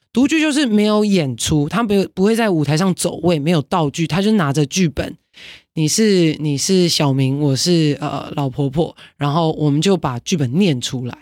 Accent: Taiwan; 这是我们台湾人可以很骄傲，而且可以很安全做到的事情

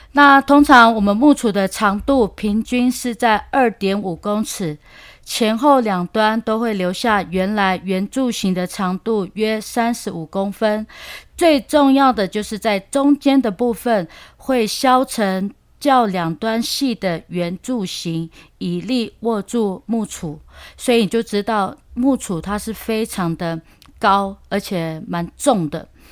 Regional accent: Luona village, Nantou County, Taiwan; 我们罗纳部落的楚音敲法

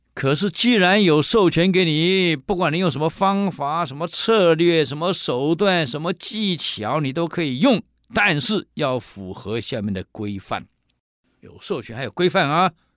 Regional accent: Taiwan; 我们台湾人有一句俗语

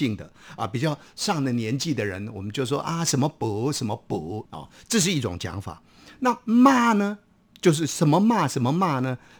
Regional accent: Taiwan; accent: Minnan; first language Minnan; 孔子在闽南话，我们的家乡话里面，我们都加上一个公

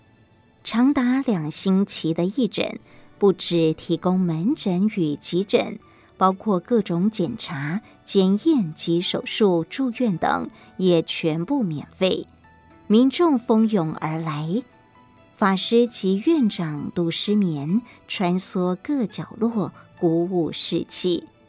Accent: Xiushui, Changhua County, Taiwan; moved away; 我出生在彰化的秀水，台大医学院毕业后，在台大医院完成住院医师训练，就到长庚医院服务

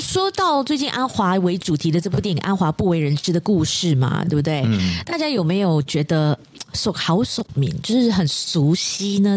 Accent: Malaysia; 身为马来西亚人

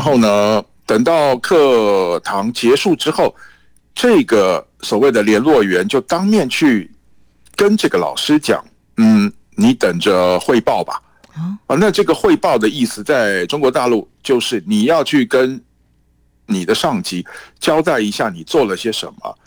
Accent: Taiwan; now in Beijing, China; 我们台湾这边呢，坚定好自己的立场

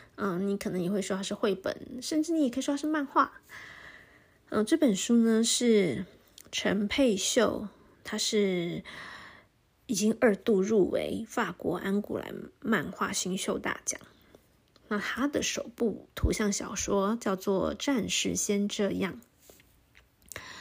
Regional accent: Taipei, Taiwan; moved away as an adult; now in Taichung, Taiwan; 我自己其实是，是台北长，长大的，所以，然后后来才搬来台中，差不多十年吧

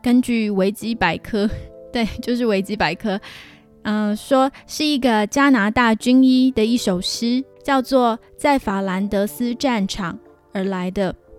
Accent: Taiwan; now in Canada; 我又不是中国人，我是台湾人

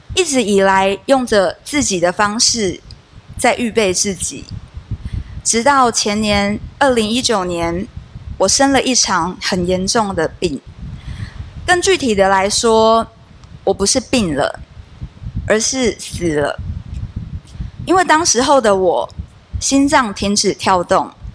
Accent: Kaohsiung, Taiwan; 我是从小就跟着妈妈到高雄的男子教会聚会

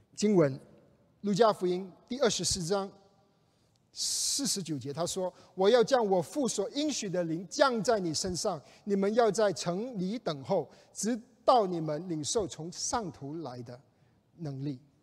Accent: China; 我们中国人

